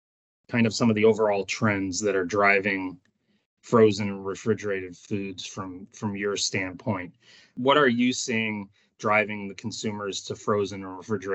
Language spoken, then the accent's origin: English; Chicago, Illinois, United States; You know, I grew up here in Chicago, and I know you're out on the West Coast. Chicago being a pretty good melting pot of cuisines. Growing up as a Polish kid on the south side of Chicago